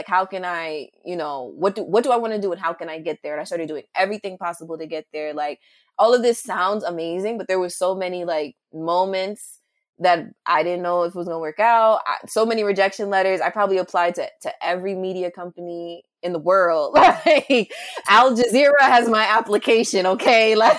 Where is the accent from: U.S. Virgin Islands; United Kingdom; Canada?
U.S. Virgin Islands; St. Croix; also born or lived in United States; And I was born on St. Croix, but like, it's just like certain things I've always questioned about myself growing up.